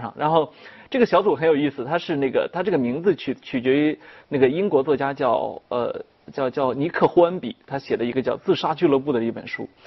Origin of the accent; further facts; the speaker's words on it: China; 我们中国人特别爱强调说孝心嘛